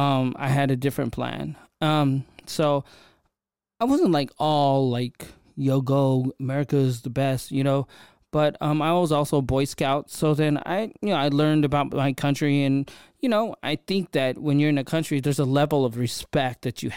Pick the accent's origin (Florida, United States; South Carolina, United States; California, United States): California, United States; Sunnyvale; I don't think being Filipino, being whatever, really mattered when I was a kid growing up in Sunnyvale and stuff like that.